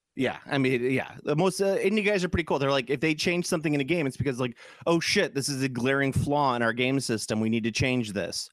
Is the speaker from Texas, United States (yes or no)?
no; Chicago, Illinois, United States; I'm from Chicago